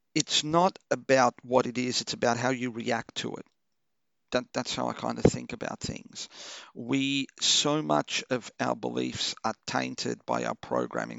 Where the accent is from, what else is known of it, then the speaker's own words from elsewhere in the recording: Melbourne, Victoria, Australia; English is a second language; also born or lived in Portugal; I grew up in Chelsea, you know, one of the whitest fucking neighborhoods ever.